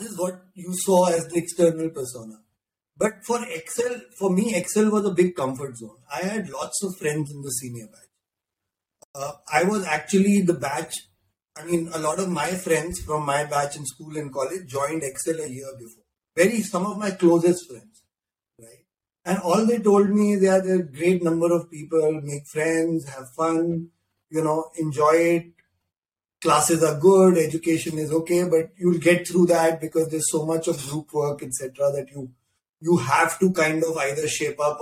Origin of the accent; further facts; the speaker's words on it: Delhi, India; I grew up in Delhi and on the rough streets of West Delhi